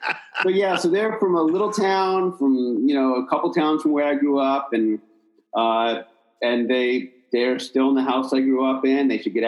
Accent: New Jersey, United States; now in Berkeley, United States; I'm originally from a small town in South Jersey outside of Philadelphia.

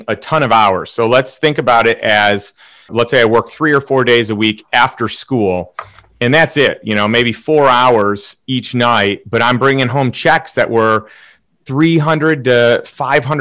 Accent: Chicago, Illinois, United States; moved away as an adult; also born or lived in St. Louis; So I grew up in Chicago, in a suburb of Chicago.

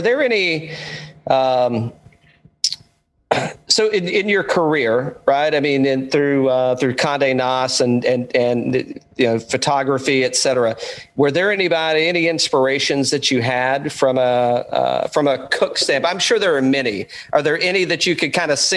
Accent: the South, United States; I'm from the South

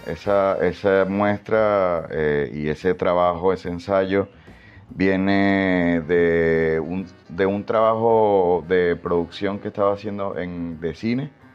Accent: Maracaibo, Zulia, Venezuela; más que venezolano pues, me puedo identificar como maracucho

